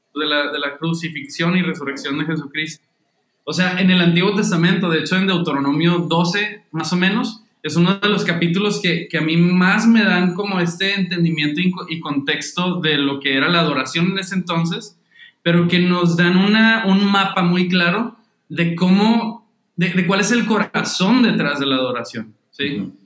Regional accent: Monterrey, Nuevo León, Mexico; yo soy de Monterrey, México, este, aquí nací, crecí y he vivido la mayoría de mi vida

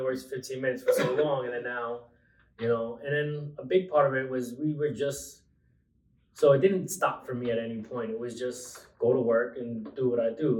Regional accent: Long Island, New York, United States; I grew up in Long Island, raised most of my life in Long Island

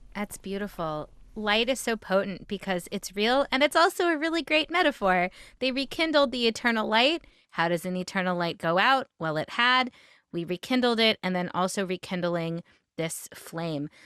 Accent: Memphis, Tennessee, United States; I grew up in Memphis, Tennessee

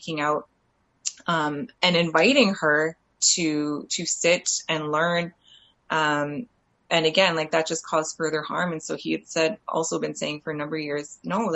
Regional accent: Canada; the area that I grew up in around Treaty 3 and Anishinaabe Nation territory

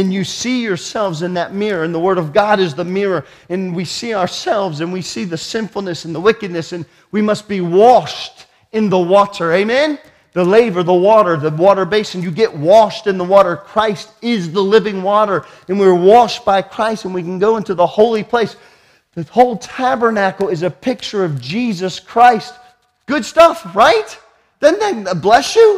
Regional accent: United States; I'm American

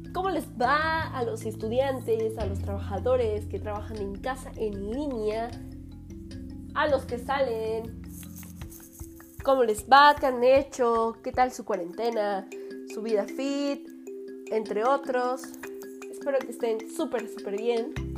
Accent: Mexico; also born or lived in Fortín de las Flores, Veracruz; Soy mexicana y estamos transmitiendo desde la ciudad de Fortín de las Flores, Veracruz

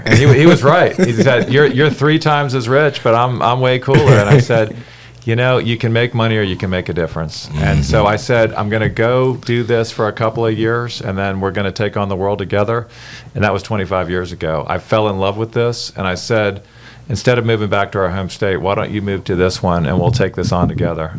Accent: Florida, United States; moved away as an adult; also born or lived in Winston-Salem, North Carolina; now in North Carolina, United States; John and I grew up in Florida.

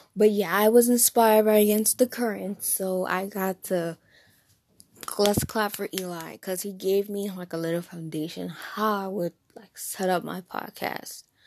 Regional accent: New Jersey, United States; accent: Jersey; I am from, born and raised in New Jersey.

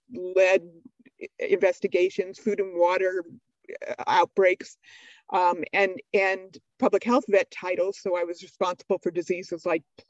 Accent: Southwest, United States; moved away as an adult; I grew up in the Southwest and I was missing it a lot

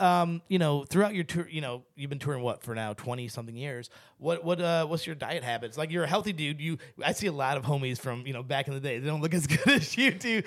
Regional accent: St. Louis, Missouri, United States; growing up in Saint Louis, Missouri, there's not a ton of brown folk.

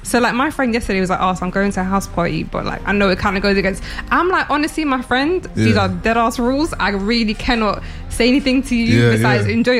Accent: London, United Kingdom; I am from West and South London. I'm everywhere, really and truly.

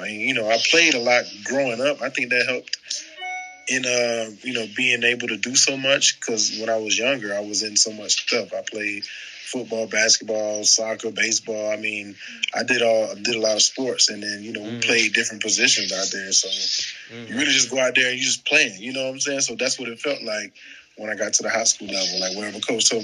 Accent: Tampa, Florida, United States; moved away as an adult; now in Jacksonville, United States; I'm from Tampa, so when I got to Jacksonville back in 2012

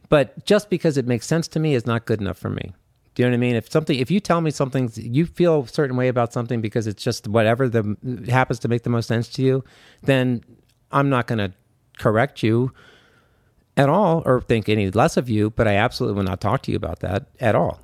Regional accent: Washington, District of Columbia, United States; I'm from Washington, D C

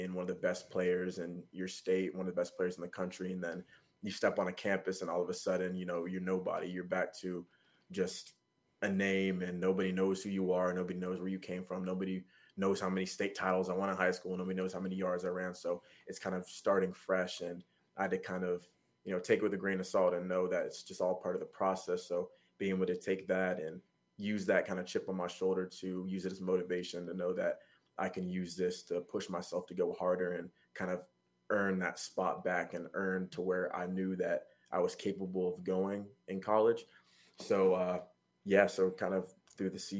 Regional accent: Georgia, United States; also born or lived in New York; I was born in New York actually, but lived my whole life in Georgia

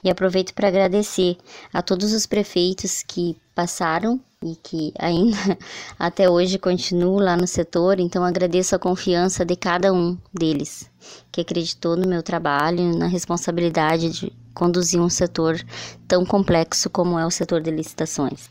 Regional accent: Sobradinho, Rio Grande do Sul, Brazil; sou natural de Sobradinho

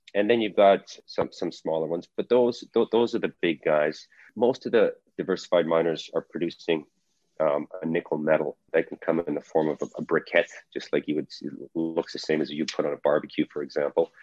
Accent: Calgary, Alberta, Canada; moved away; was born and raised in Calgary, Alberta, in Canada. Um, I did my high school and university there.

